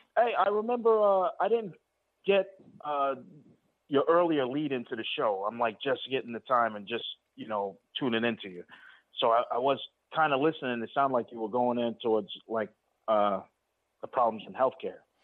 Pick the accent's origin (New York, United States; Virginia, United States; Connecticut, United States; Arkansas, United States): New York, United States; New York City; here in New York, I grew up in Queens here